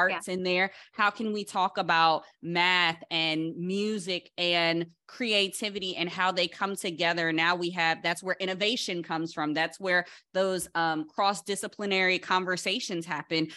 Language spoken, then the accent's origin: English; Paterson, New Jersey, United States; growing up in Patterson, New Jersey, that's really close to New York